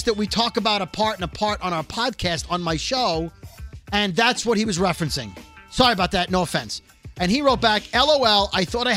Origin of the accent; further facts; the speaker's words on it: New York City, New York, United States; now in New Jersey, United States; I'm still from Brooklyn.